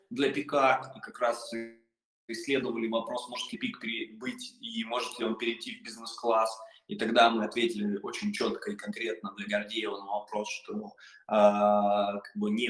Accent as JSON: {"language": "Russian", "region": "Saint Petersburg", "country": "Russia", "said": "я сам из"}